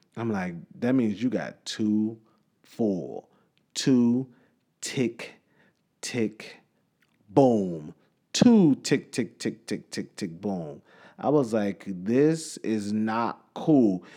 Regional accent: Chicago, Illinois, United States; my hometown

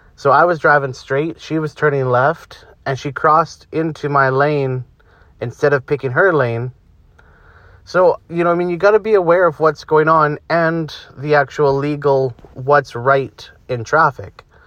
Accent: Canada; I'm Canadian

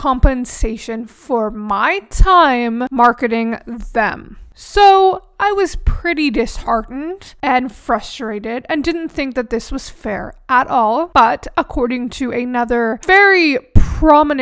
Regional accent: Canada; I'm Canadian

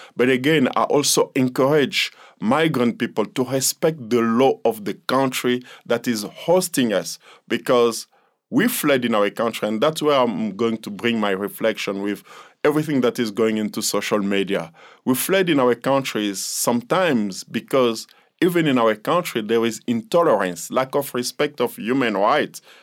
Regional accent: DR Congo; now in South Africa; I'm from the Democratic Republic of the Congo

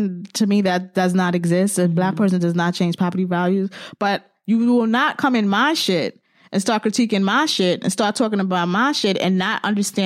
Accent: New York City, New York, United States; accent: New York; my New York accent

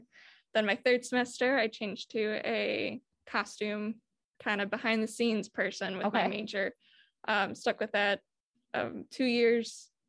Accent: Horicon, Wisconsin, United States; I'm originally from Horicon, Wisconsin. It's about an hour north, a little bit over an hour of Milton.

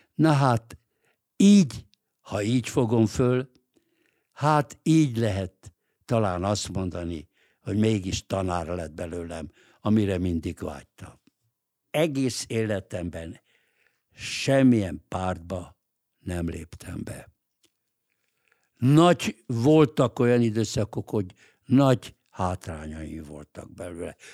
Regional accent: Budapest, Hungary; moved away as an adult; also born or lived in New York, United States; a 8. kerületben, ahol én egyébként születtem, én ott születtem. Én egy budapesti vagyok

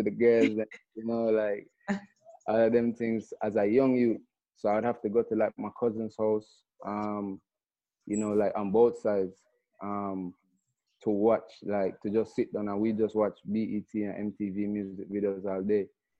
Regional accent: Kingston, Jamaica; And so it's funny growing up in Kingston, because in Kingston, you know, obviously it's the main focus is like dancehall and reggae musically.

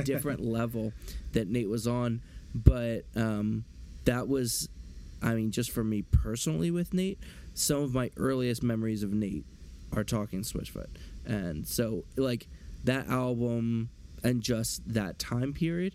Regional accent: near Philadelphia, Pennsylvania, United States; I grew up near Philly

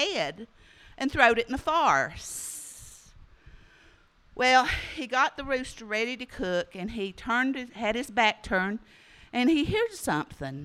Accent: Smoky Mountains of North Carolina, United States; I grew up down in the Smoky Mountains of North Carolina

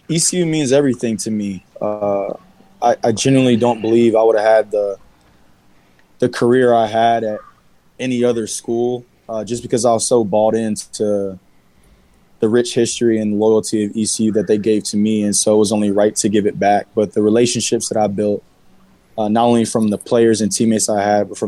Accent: Texas, United States; moved away as an adult; I was a kid from Texas who got an offer to go to what people called a small school.

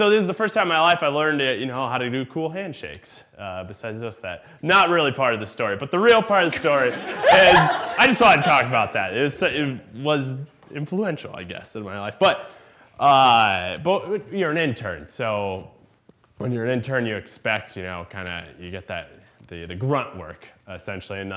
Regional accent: Iowa, United States; I'm from Iowa

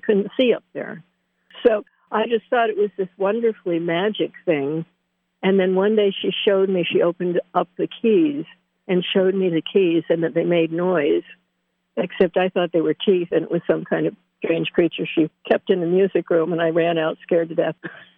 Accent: Danville, United States; also born or lived in Bethlehem; I was born in Bethlehem, and we came up to Danville, Riverside, to help my grandfather

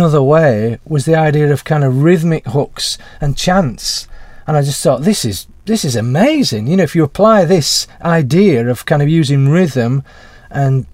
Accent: Huddersfield, Yorkshire and the Humber, United Kingdom; my hometown in Huddersfield

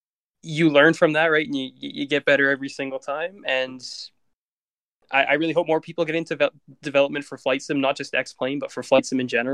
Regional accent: Calgary, Alberta, Canada; my hometown airport

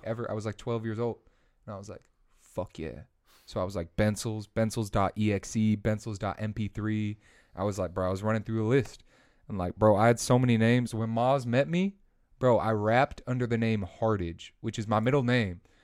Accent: Chicago, Illinois, United States; moved away as an adult; also born or lived in London; now in Boston, United States; I'm from Chicago. I'm from the big three one two. Originally born in London

